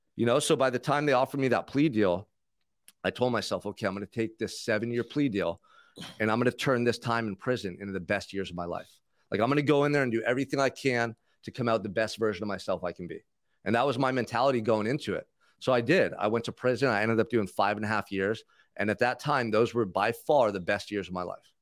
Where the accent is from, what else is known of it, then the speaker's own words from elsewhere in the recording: Santa Barbara, California, United States; grew up in Santa Barbara, so Isla Vista College was out across the freeway from where I grew up